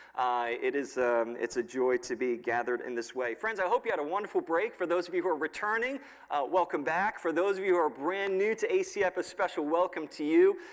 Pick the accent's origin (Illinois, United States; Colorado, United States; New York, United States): New York, United States; now in State College, United States; I grew up in New York, so I'm used to some cold weather